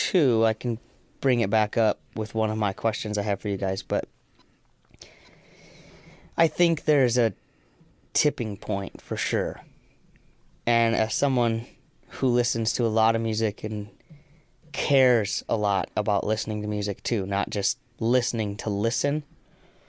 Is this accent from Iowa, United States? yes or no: yes; Iowa, United States; moved away; also born or lived in Minnesota; I'm from Iowa